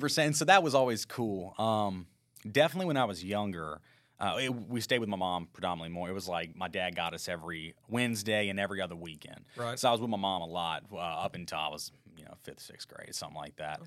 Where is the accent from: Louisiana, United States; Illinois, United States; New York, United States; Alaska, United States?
Louisiana, United States; Baton Rouge; also born or lived in Denham Springs, Louisiana; born in Baton Rouge, Louisiana, and I was raised predominantly in Baton Rouge and kind of the Denham Springs area